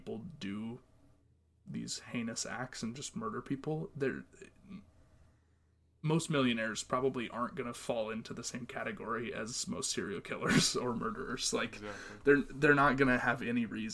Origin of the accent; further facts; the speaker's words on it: Montana, United States; my home state, Montana